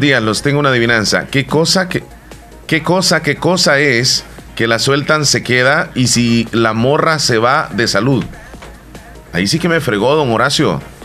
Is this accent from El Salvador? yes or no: yes; El Salvador; como buenos salvadoreños